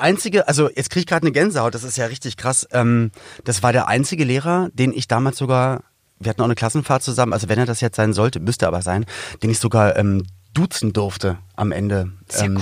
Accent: Berlin, Germany; komm aus Berlin-Spandau

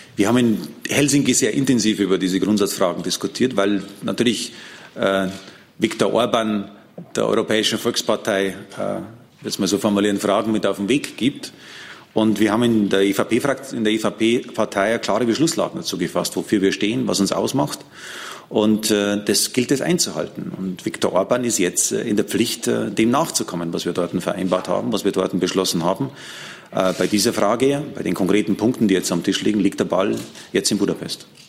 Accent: Germany; meiner Herkunft als Deutscher

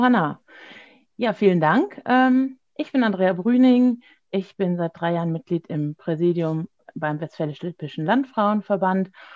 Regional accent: Gescher, North Rhine-Westphalia, Germany; Ich komme aus Gescher, das liegt im Kreis Borken im Münsterland

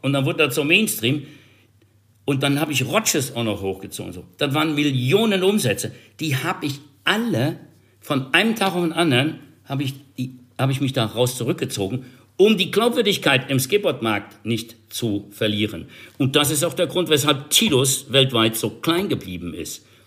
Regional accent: Germany; Bei uns in Deutschland

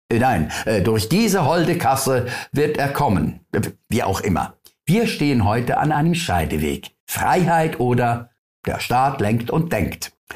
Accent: Switzerland

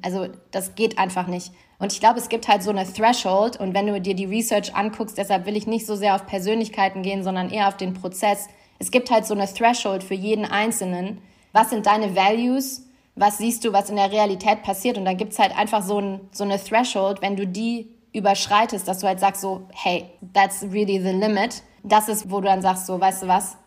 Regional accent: Germany; moved away; mich wieder zu Hause zu fühlen, sage ich mal, in meinem Heimatland

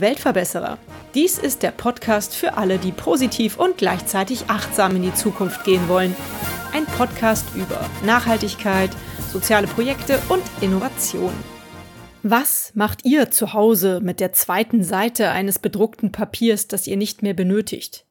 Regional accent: Cologne, North Rhine-Westphalia, Germany; als Kölner

